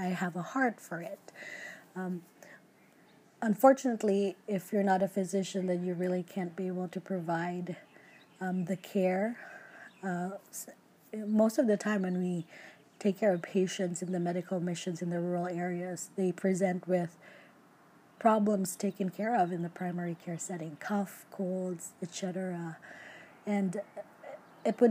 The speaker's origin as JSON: {"language": "English", "country": "Philippines", "moved": "yes", "lives_now": "United States", "said": "I am Filipino. I'm a first generation immigrant to the US."}